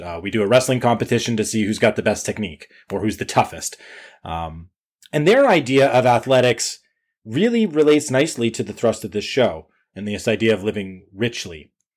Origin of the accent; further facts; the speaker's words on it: Canada; I'm Canadian